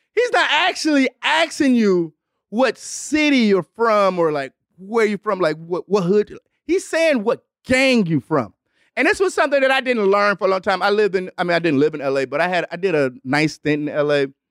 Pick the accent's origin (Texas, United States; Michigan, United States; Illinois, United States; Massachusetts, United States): Michigan, United States; Detroit; also born or lived in Los Angeles; I'm from Detroit